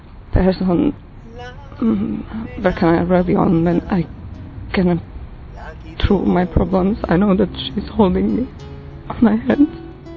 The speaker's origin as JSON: {"language": "English", "country": "Slovakia", "said": "I'm from Slovakia. I'm 28 years old."}